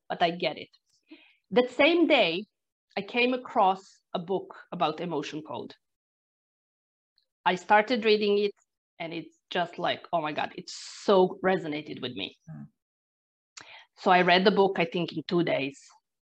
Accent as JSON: {"language": "English", "country": "Croatia", "second_language": "English", "moved": "as an adult", "lives_now": "Ireland", "said": "I'm originally from Croatia, but this was the year when we moved to Ireland"}